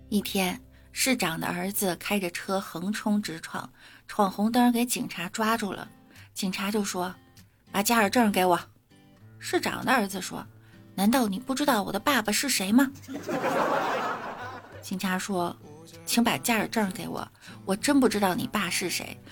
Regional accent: Beijing, China; 我来自北京

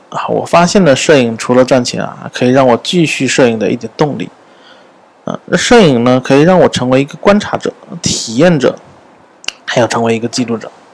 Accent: Xiamen, Fujian, China; 我的家乡厦门

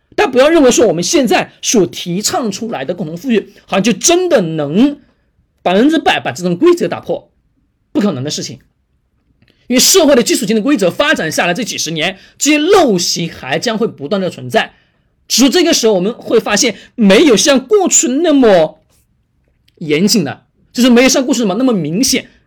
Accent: China; 我们中国人本身刻在骨子里面的本能

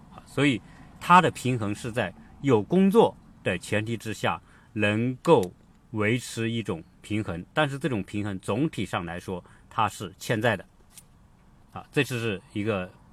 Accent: China; now in United States; 我们中国人是这样

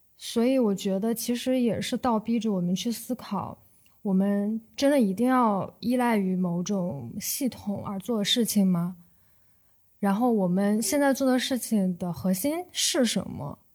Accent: Shandong, China; moved away as an adult; 我是一个来自于高考大省山东的女孩儿

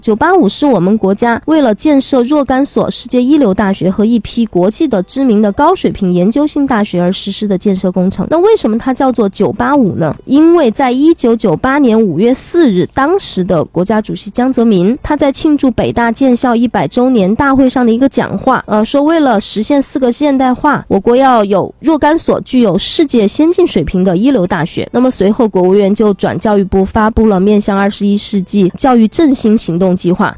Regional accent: Chengdu, Sichuan, China; 我们成都人是比较熟悉这个学校的

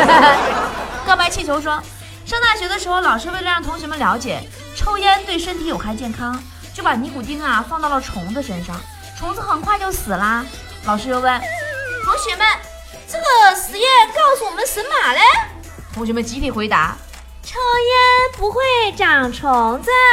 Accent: China; 我们中国人

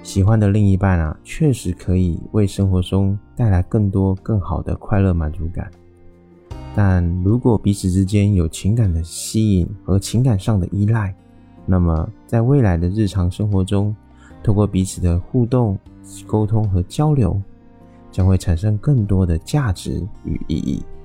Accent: Taiwan; 我是一位来自台湾喜欢旅行与热爱交朋友的

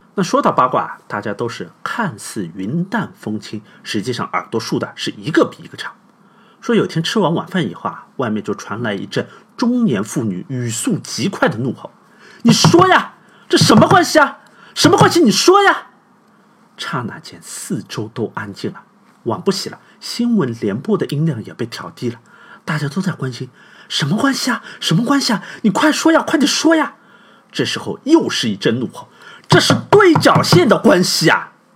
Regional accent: China; 我们中国人通常是比较隐晦啊

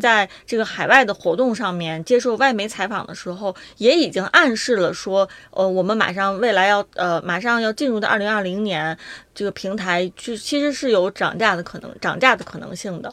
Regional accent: China; 我们中国人

